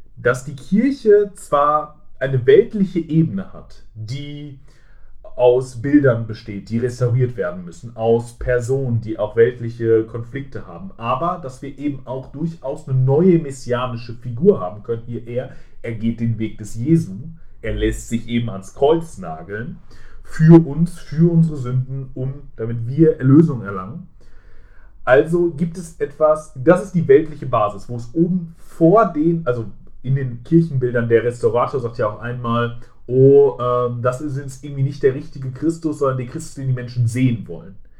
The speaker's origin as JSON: {"language": "German", "country": "Germany", "said": "privilegiert als Deutscher, der äh, Englisch kann."}